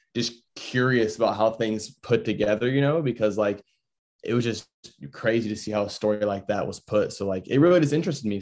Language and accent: English; Florida, United States; I was born over in Florida